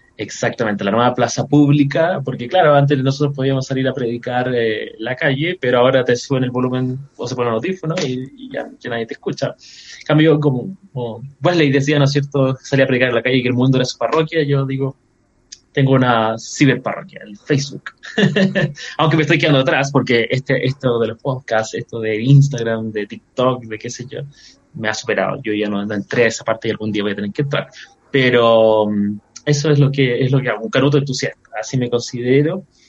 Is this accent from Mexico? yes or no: no; Chile; yo soy un evangélico chileno